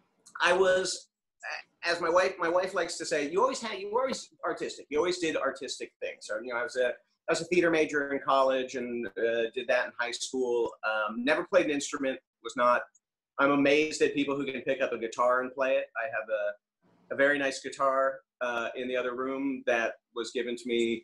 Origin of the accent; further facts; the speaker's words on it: Los Angeles, California, United States; also born or lived in La Cañada Flintridge / Pasadena; I am born and raised in LA or LA outskirts, depending on how you view it